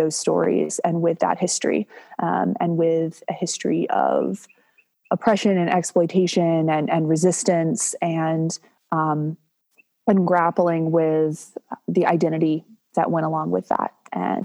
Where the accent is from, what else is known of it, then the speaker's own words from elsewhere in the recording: Durham, North Carolina, United States; I grew up here in Durham